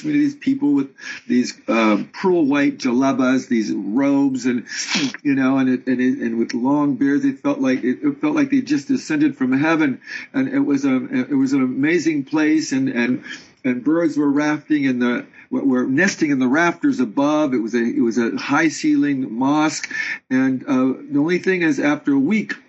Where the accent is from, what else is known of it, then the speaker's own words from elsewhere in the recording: Northern California, United States; moved away as an adult; also born or lived in Paris, France; now in France; I was raised in Northern California